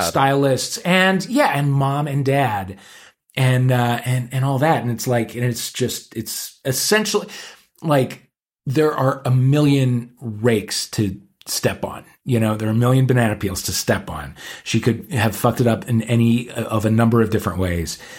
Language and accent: English; St. Louis, Missouri, United States; moved away; we're both gays from Saint Louis, Missouri.